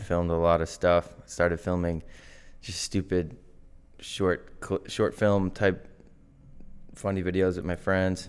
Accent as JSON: {"language": "English", "town": "Norton", "region": "Massachusetts", "country": "United States", "tie": "born or raised there", "said": "I grew up in Norton, Massachusetts. Still in good old Norton"}